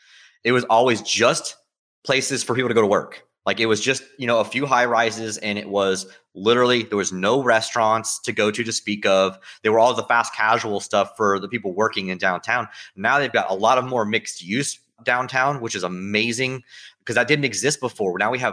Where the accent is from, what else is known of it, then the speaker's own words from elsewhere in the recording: St. Petersburg, Florida, United States; I'm a Florida native. I never really liked Tampa. I was born in St. Pete.